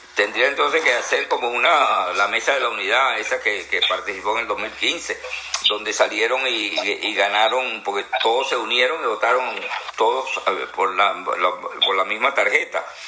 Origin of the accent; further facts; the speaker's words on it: Venezuela; en mi querida Venezuela